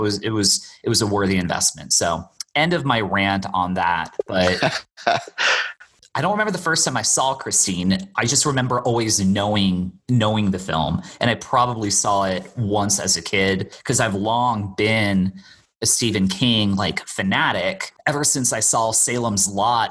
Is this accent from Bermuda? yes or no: yes; Bermuda; for the most part, I grew up in Bermuda